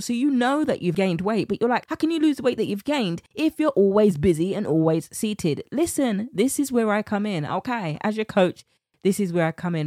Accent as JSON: {"language": "English", "country": "United Kingdom", "accent": "British", "said": "my British accent"}